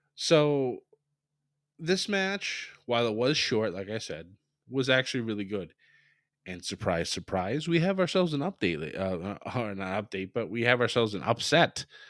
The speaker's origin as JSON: {"language": "English", "region": "New England", "country": "United States", "said": "I'm from New England"}